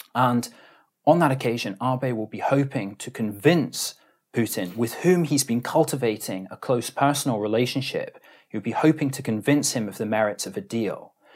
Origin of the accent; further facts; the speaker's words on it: Edinburgh, Scotland, United Kingdom; moved away as an adult; also born or lived in Aberdeen, Scotland; now in Tokyo, Japan; I'm from Edinburgh in, in Scotland